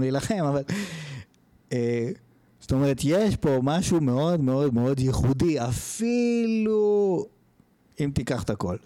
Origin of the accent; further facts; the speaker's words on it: Israel; האנשים שנולדו פה, אני שנולדתי ב-79